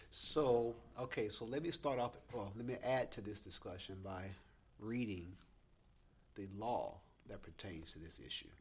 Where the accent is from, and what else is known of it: Alabama, United States; born or raised there